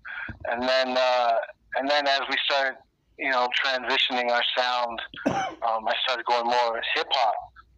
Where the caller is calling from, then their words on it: Toronto, Ontario, Canada; I'm calling up from Toronto.